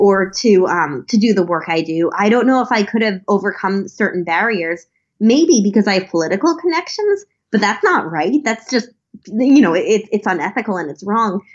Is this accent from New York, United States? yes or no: yes; Long Island, New York, United States; I grew up on Long Island